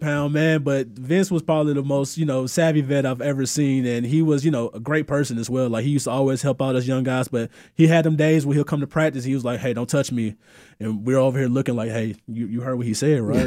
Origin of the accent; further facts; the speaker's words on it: Moody, Alabama, United States; moved away as an adult; also born or lived in New Jersey; I'm from Moody, Alabama.